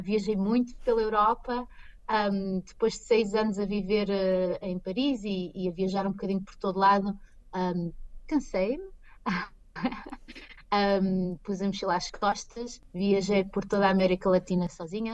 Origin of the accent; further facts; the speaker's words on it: Pombal, Centro, Portugal; moved away as an adult; now in Chicago, United States; eu sou de Pombal